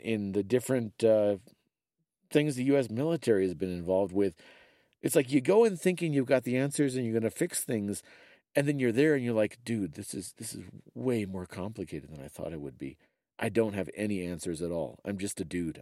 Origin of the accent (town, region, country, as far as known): United States